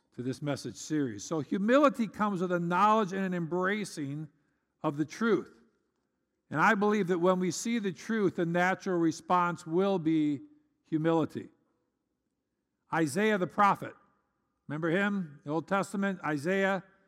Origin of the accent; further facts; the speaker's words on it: United States; as an American